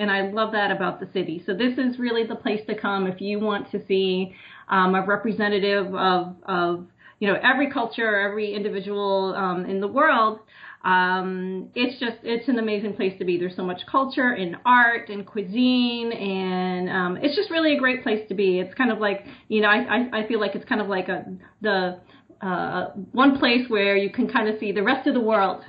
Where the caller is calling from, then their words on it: New Jersey, United States; So I'm actually just outside of New York City in New Jersey.